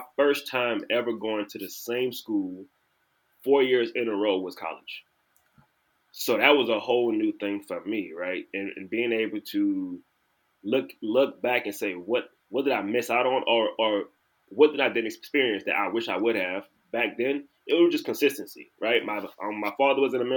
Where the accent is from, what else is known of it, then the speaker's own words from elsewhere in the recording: New Orleans, Louisiana, United States; moved away as an adult; now in Dallas, United States; I'm originally from New Orleans, Louisiana